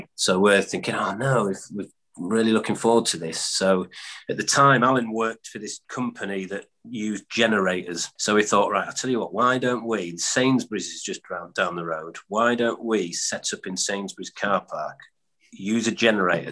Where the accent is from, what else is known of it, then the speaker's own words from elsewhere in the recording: Yorkshire and the Humber, United Kingdom; also born or lived in Stockport; We're from Yorkshire